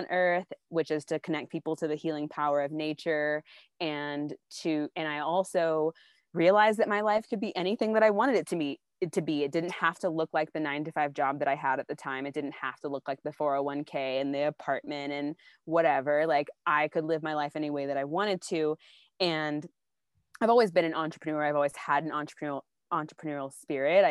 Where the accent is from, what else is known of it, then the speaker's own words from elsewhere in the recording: Austin, Texas, United States; I grew up in Austin, Texas, with a Southern Baptist background